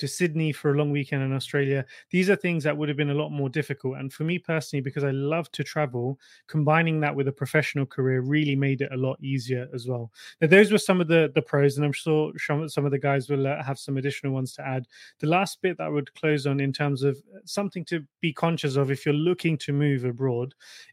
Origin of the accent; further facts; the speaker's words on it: Hampshire, South East England, United Kingdom; moved away as an adult; also born or lived in London / Switzerland / Japan / Stockholm, Sweden; now in Copenhagen, Denmark; when I was 18, I moved from Hampshire to London for university